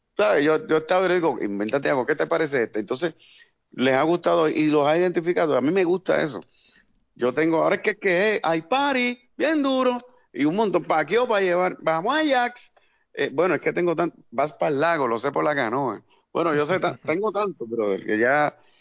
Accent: Corozal, Puerto Rico; mi pueblo Corozal

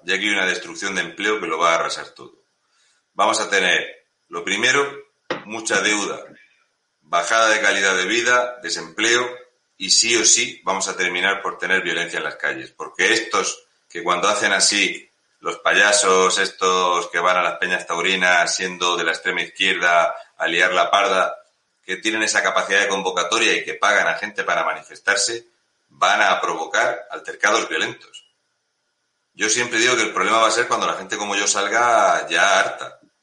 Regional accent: Community of Madrid, Spain; soy de Madrid

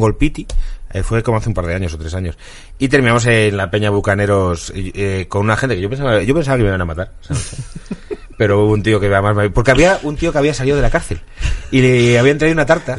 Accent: Zamora, Castile and León, Spain; moved away; also born or lived in Móstoles; en Zamora, que es donde yo nací

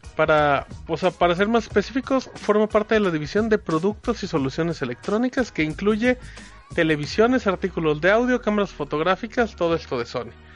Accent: Aguascalientes, Mexico; also born or lived in Zacatecas; somos de Aguascalientes

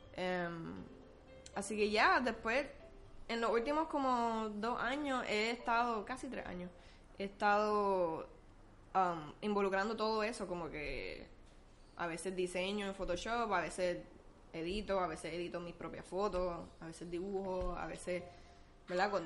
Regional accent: Puerto Rico; somos puertorriqueños

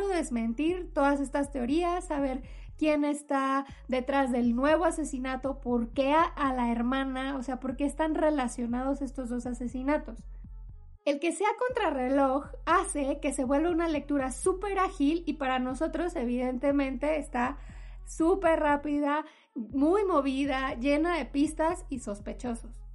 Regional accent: Mexico; por donde yo vivía cuando era niña, sí eran bastante comunes ver eh, los asentamientos en, mi zona o no sé, en mi país

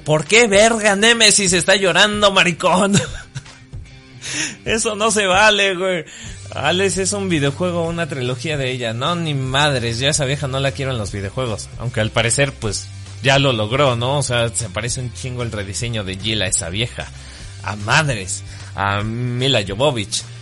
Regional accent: Mexico; Soy mexicano

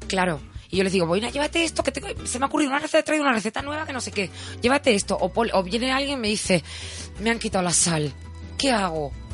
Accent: Cádiz, Andalusia, Spain; moved away; yo soy gaditana

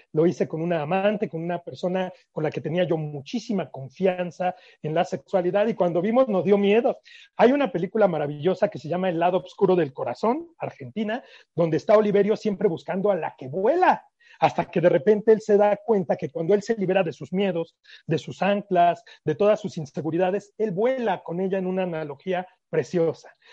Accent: Mexico; ya saben cómo somos los mexicanos, somos muy románticos

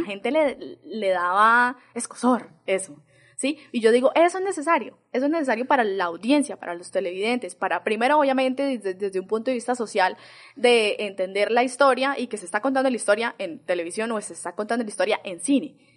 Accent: San Vicente, Colombia; yo soy de San Vicente

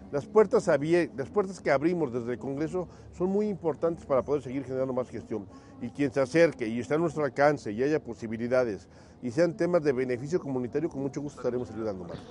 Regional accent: Tepeaca, Puebla, Mexico; mi pueblo querido

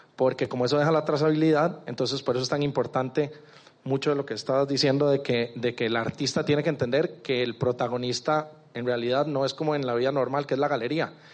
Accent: Costa Rica; moved away as an adult; now in Medellín, Colombia; soy de Costa Rica, pero en, noviembre me vine para acá, para Medellín

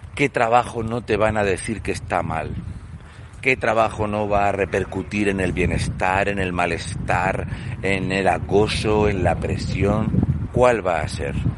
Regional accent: Spain; los españoles

